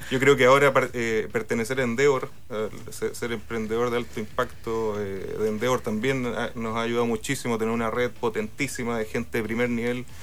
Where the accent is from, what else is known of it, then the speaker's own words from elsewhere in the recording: Valparaíso, Chile; yo soy de Valparaíso